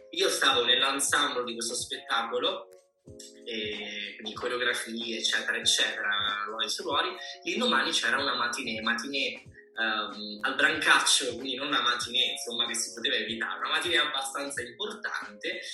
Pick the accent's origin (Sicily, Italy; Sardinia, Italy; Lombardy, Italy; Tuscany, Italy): Sicily, Italy; io sono siciliano